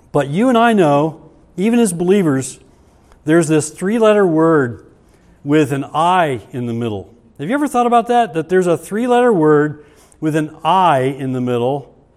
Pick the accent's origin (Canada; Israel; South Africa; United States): United States; God has blessed us richly as an American culture